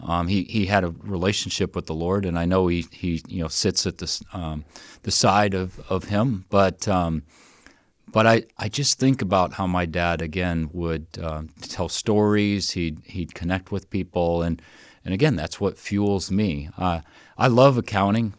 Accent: Wanatah, Indiana, United States; moved away; I grew up in Northwest Indiana and grew up in a little community, um, by the name of Wanataw

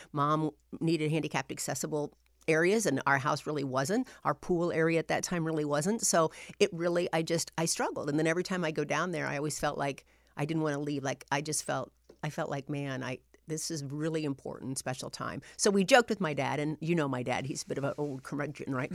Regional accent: Anderson, Indiana, United States; also born or lived in North Webster, Indiana / Illinois; I grew up in Anderson, Indiana. That's where, um, I spent my elementary years.

